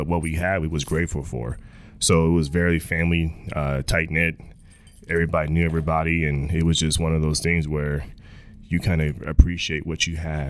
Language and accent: English; Clarksville, Texas, United States; Honestly, man, I was young, but I was old enough to see like my family, how we didn't have a lot, you know. And going to town was like a vacation.